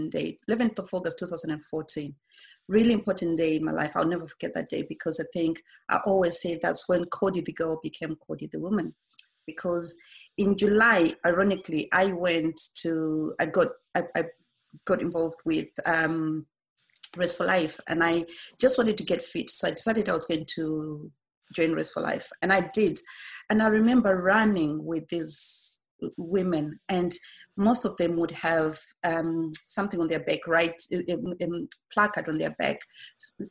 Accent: Zimbabwe; now in United Kingdom; I was born in 1977 in Zimbabwe.

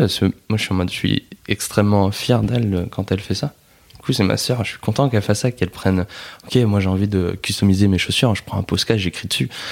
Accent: Nord, Hauts-de-France, France; On est du Nord

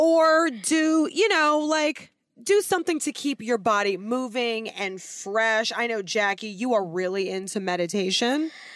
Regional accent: United States; me being an American

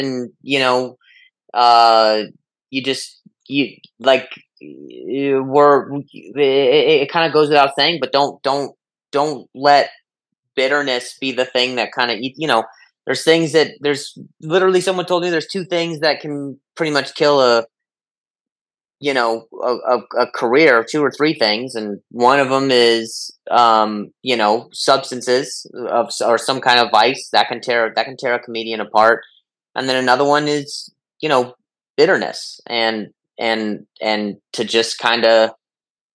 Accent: Las Vegas, Nevada, United States; moved away as an adult; also born or lived in Indianapolis, Indiana; now in Los Angeles, United States; Then I lived in Vegas till I was 18

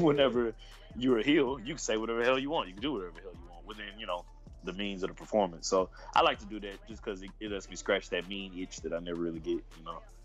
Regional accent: Houston, Texas, United States; I'm from Houston, Texas

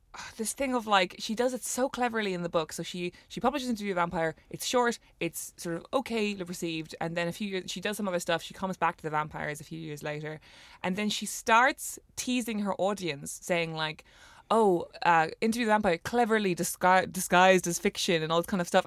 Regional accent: Cork, Munster, Ireland; we're both from Cork City

